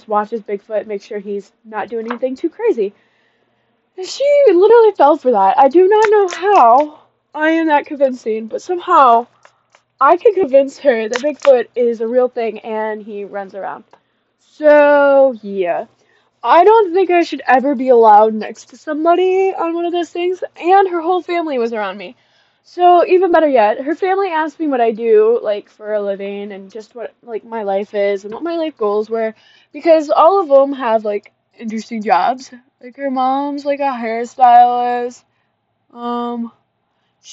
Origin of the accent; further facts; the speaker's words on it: Michigan, United States; moved away; I am from Michigan